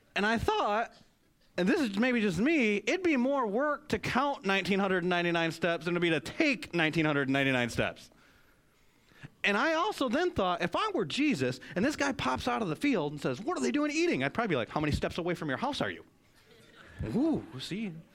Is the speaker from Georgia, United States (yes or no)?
no; Michigan, United States; now in North Carolina, United States; I grew up in Michigan